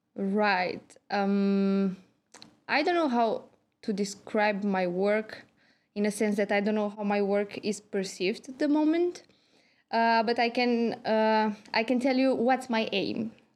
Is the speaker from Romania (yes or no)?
yes; Galați, Galați County, Romania; moved away as an adult; also born or lived in Cluj-Napoca, Romania / Bordeaux, France; now in Tampere, Finland; I'm from Romania. I have been living in Galați. This is my hometown.